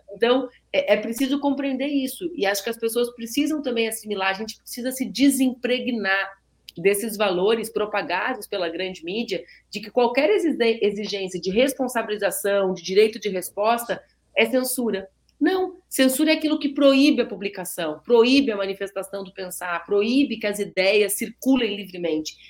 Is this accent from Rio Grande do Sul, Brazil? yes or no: yes; border region of Rio Grande do Sul, Brazil; also born or lived in Porto Alegre; Eu sou do Rio Grande do Sul e sou nascida em Porto Alegre, mas cresci na região da fronteira.